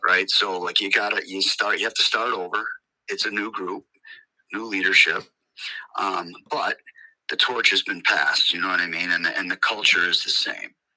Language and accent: English; Camillus, New York, United States; I'm born and raised in Camillus myself